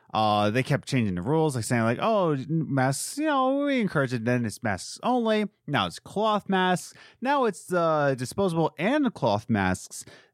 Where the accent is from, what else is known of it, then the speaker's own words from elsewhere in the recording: East Coast, United States; I'm from the East Coast. I'm going Eastern medicine, whatever, East for life, gang up.